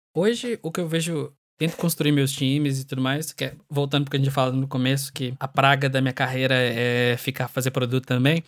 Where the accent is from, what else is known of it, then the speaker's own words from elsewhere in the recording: Brazil; moved away; sendo brasileiro